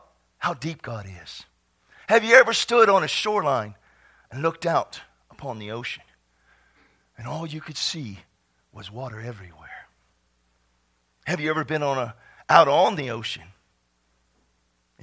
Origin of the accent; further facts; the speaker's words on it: Texas, United States; I was from Texas.